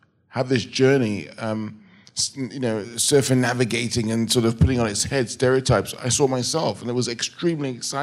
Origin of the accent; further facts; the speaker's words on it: England, United Kingdom; I'm an English director